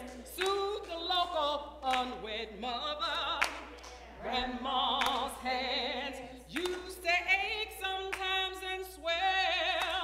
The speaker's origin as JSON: {"language": "English", "country": "United States", "said": "United States of America"}